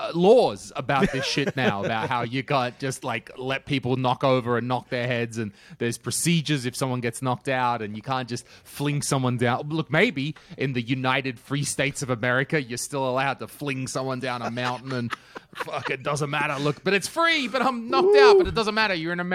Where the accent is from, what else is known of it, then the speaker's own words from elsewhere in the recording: Australia; As an Australian person, I also had that question when I first arrived.